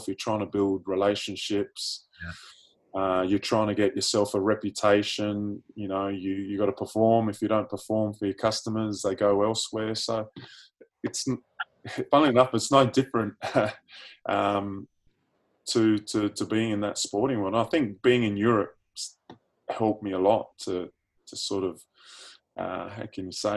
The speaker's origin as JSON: {"language": "English", "town": "Sydney", "region": "New South Wales", "country": "Australia", "also_born_or_lived": "United Kingdom", "moved": "yes", "lives_now": "Adelaide, Australia", "said": "I'm an honorary South Australian now, I'm originally from Sydney"}